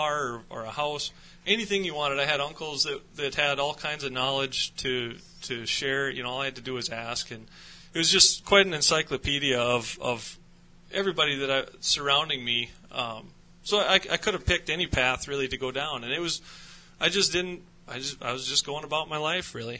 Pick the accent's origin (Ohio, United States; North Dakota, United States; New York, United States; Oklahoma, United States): North Dakota, United States; Jamestown; I grew up in North Dakota, over in Jamestown on the eastern side of the state.